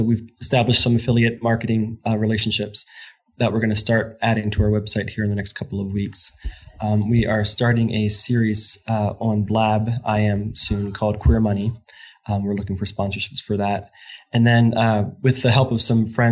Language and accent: English; Warminster, Pennsylvania, United States; moved away; we were living just outside of Philadelphia.